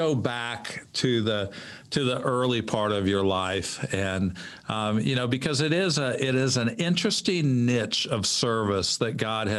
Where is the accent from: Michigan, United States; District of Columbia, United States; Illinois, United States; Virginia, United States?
Illinois, United States; central; now in Atlanta, United States; I grew up in central Illinois, and my wife's from Charlotte. So we live in Atlanta now, where Walk Through the Bible is headquartered. But we've been down here since 1992.